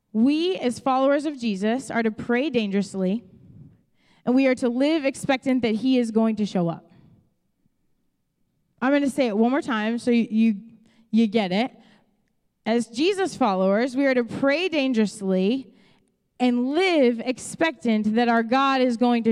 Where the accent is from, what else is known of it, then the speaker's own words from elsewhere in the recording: Chicago, Illinois, United States; moved away as an adult; now in Ohio, United States; I am not from Ohio. I'm from Chicago